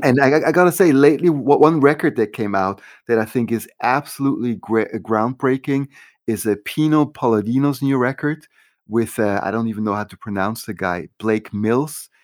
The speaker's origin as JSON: {"language": "English", "country": "Switzerland", "tie": "born or raised there", "moved": "yes", "said": "growing up in Switzerland"}